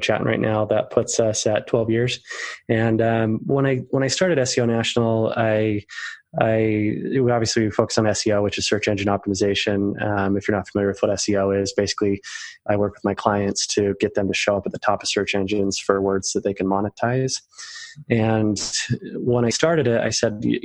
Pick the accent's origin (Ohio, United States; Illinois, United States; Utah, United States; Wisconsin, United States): Utah, United States; I'm the oldest of 7 kids and I'm from Utah.